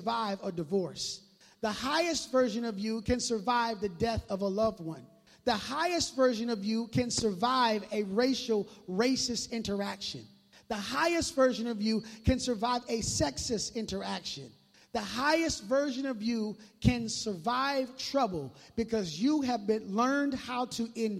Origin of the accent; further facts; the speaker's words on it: Minneapolis, Minnesota, United States; now in Tri-Cities, United States; I grew up in Minneapolis